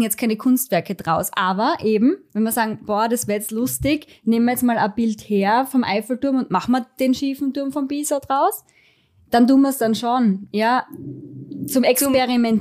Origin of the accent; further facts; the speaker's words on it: Styria, Austria; bei uns in der Steiermark